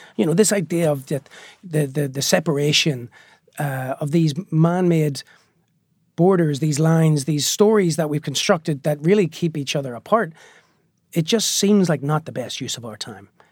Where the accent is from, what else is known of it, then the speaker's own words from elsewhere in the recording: Belfast, Northern Ireland, United Kingdom; moved away as an adult; also born or lived in New York; the Belfast that I grew up on was a very violent place